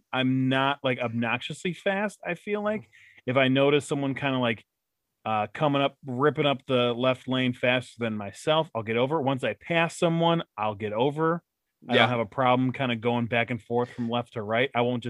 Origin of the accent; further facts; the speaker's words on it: Midwest, United States; we're all from the Midwest